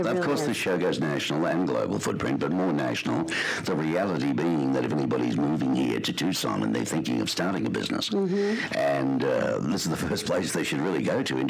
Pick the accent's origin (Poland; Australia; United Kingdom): Australia; moved away as an adult; now in United States; obviously I'm from Australia, but I've lived in America now a considerable amount of time